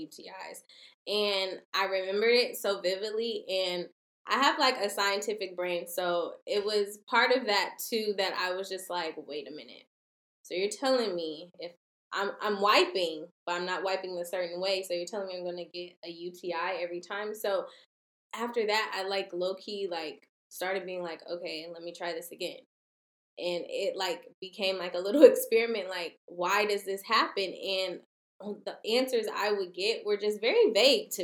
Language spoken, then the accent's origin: English; Portland, Oregon, United States; now in Los Angeles, United States; I'm originally from Portland, Oregon